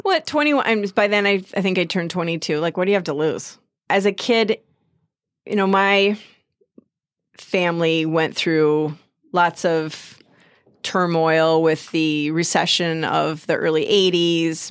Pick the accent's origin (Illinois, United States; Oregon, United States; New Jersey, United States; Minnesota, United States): Minnesota, United States; Lake City; I grew up in Lake City, down on Lake Pepin.